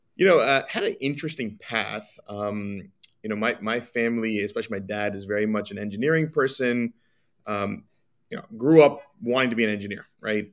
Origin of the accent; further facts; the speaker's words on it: New Jersey, United States; I'm from New Jersey. I was born in New Jersey. Um, grew up my entire life here